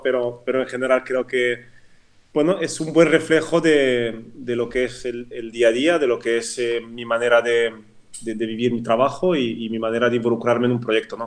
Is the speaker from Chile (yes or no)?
no; French-speaking Switzerland, Romandy, Switzerland; first language French; Spanish is a second language; moved away as an adult; also born or lived in Madrid, Spain; now in Spain; yo crecí en la parte, digamos, francófona de Suiza, de ahí mi, acento